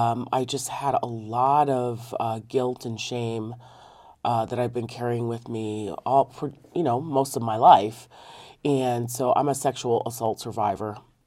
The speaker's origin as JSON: {"language": "English", "region": "Connecticut", "country": "United States", "tie": "born or raised there", "said": "the overdevelopment in my home state of Connecticut."}